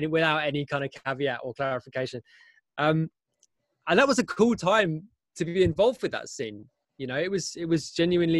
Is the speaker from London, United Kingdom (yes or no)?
yes; London, United Kingdom; moved away as an adult; now in Berlin, Germany; I'm from London. I grew up in London